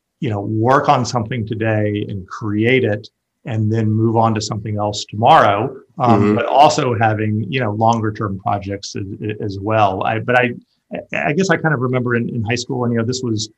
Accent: Atlanta, Georgia, United States; also born or lived in St. Louis; I grew up here in Atlanta.

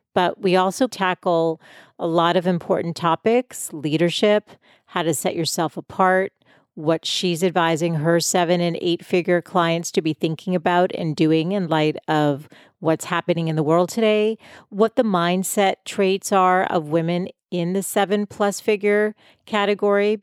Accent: Boston, Massachusetts, United States; moved away as an adult; now in San Diego, United States; I'm from Boston originally. We moved out to San Diego five years ago, but I'm definitely a city person and lived my whole life there

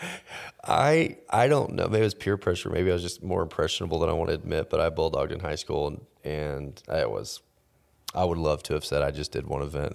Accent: Texas, United States; Growing up in Texas

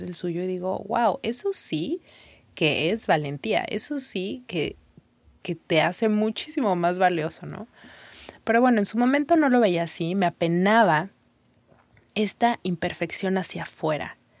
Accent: Mexico; first language Spanish; moved away as an adult; mi lengua es el, español, iba a decir el mexicano, mi lengua, mi idioma es el mexicano

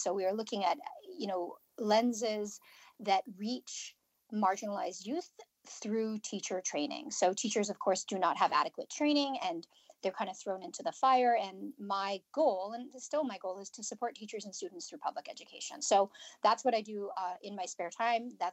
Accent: Canada; I'm from Canada.

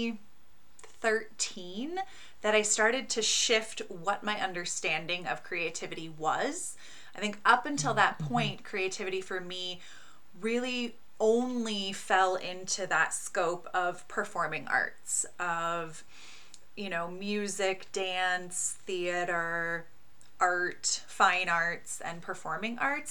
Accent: Pacific Northwest, United States; I grew up in the Pacific Northwest in a very hippie family

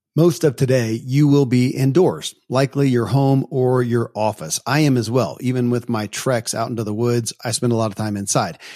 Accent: Kentucky, United States; I grew up in Kentucky where horse racing and bourbon

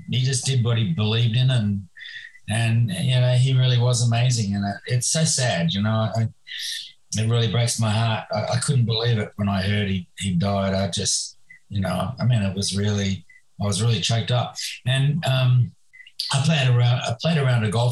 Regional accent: Perth, Western Australia, Australia; when I was a little boy growing up in Western Australia, in Perth

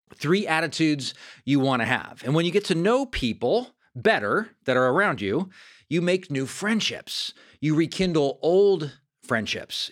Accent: Fair Oaks, California, United States; moved away; also born or lived in Sacramento; my hometown of Fair Oaks, California.

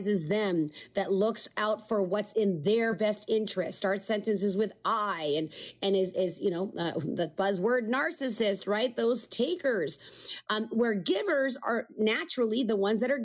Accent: Canada; I'm Canadian.

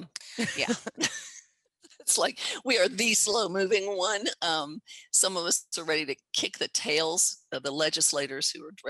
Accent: Texas, United States; I'm a Texan, and I still live and work from Texas.

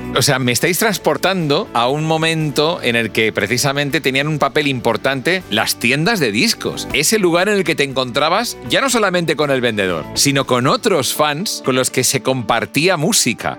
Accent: Barcelona, Catalonia, Spain; now in Madrid, Spain; yo soy de Barcelona

